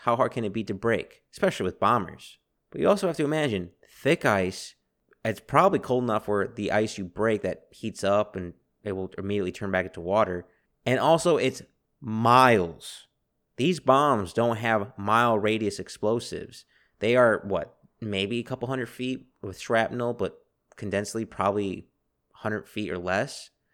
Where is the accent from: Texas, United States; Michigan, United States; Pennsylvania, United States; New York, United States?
Texas, United States; As a Texan